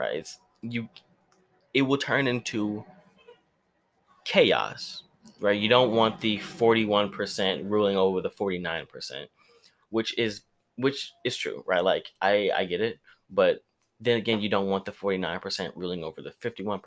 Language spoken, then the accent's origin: English; United States; I'm an American